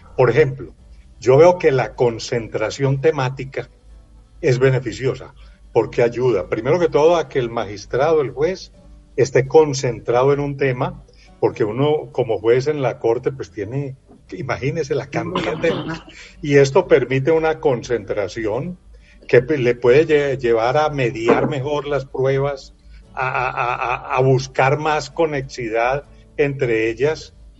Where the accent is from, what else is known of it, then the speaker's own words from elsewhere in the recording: Colombia; como colombiano